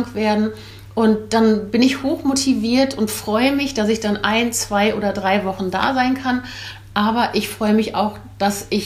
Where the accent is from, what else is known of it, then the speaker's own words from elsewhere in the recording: Belgium; born there; Ich bin gebürtige Belgierin, 59 Jahre alt